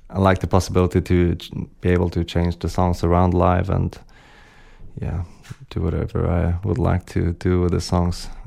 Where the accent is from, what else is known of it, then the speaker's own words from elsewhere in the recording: Sweden; English is a second language; also born or lived in London / Holland; now in Copenhagen, Denmark; Yeah, but I'm from Sweden originally, yeah. Uh, and yeah, I've also been living in, in London and Holland